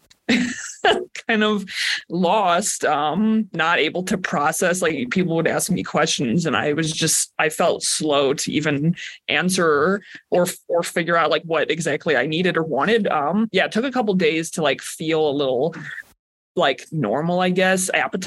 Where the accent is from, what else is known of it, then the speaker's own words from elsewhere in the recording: Crown Point, Indiana, United States; moved away as an adult; also born or lived in Portland, Oregon; now in Flagstaff, United States; I'm from Crown Point, Indiana